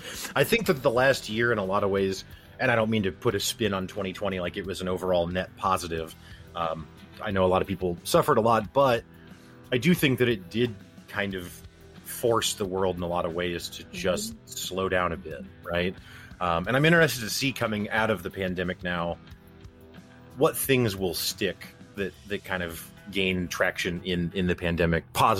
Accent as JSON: {"language": "English", "region": "Midwest", "country": "United States", "said": "But I do still think, and maybe this is because I'm from the Midwest"}